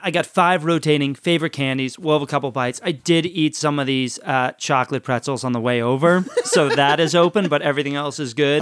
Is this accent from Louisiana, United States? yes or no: yes; New Orleans, Louisiana, United States; moved away; We're from New Orleans